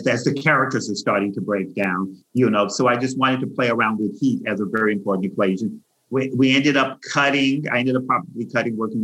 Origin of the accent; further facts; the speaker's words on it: the South, United States; I'm from the South